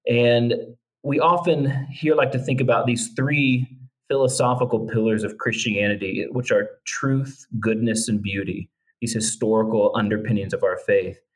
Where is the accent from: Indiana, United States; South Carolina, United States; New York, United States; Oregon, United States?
Indiana, United States; Northeast; moved away as an adult; also born or lived in Asia; I was born and raised in Northeast Indiana, just the Midwest, kind of breadbasket, heartland, um, full of good folks and and people just working hard, trying to earn a living.